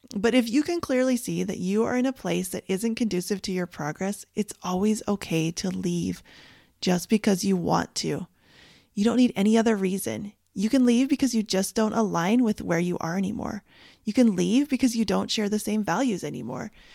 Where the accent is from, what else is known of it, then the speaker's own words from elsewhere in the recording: Canada; moved away as an adult; now in United States; where I grew up in Canada